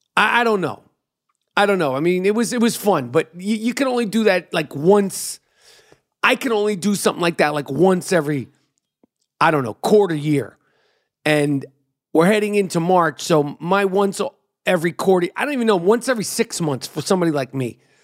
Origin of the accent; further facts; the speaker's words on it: New York City, New York, United States; I'm from New York City. I am in New York City dealing with the winter now.